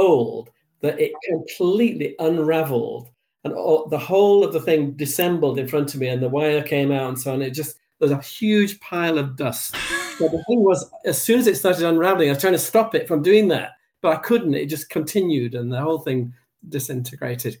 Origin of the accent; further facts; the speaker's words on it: England, United Kingdom; now in Edinburgh, United Kingdom; And living in Scotland, and for a long, long time, I support Scotland. But I am English